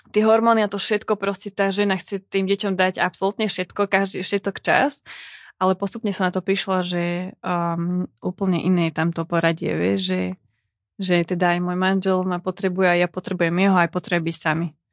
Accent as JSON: {"language": "Slovak", "region": "eastern Slovakia", "country": "Slovakia", "accent": "East Slovak (východniarsky)", "said": "ja hovorím po východniarsky"}